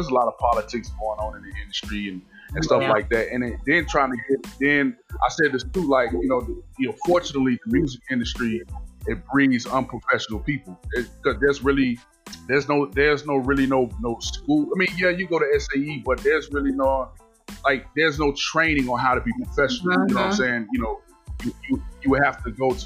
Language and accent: English; Miami, Florida, United States; also born or lived in Savannah, Georgia; when I moved back from Savannah to Miami, back home to Miami